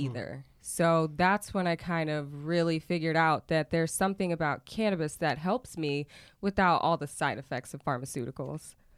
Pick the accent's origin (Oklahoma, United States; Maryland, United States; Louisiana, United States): Oklahoma, United States; also born or lived in San Diego, California / Miami, Florida; I did leave when I was seven and grew up in Oklahoma